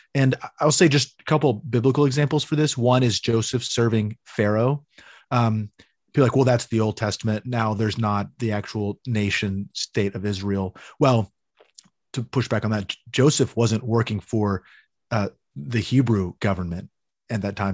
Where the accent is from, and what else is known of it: Amarillo, Texas, United States; born or raised there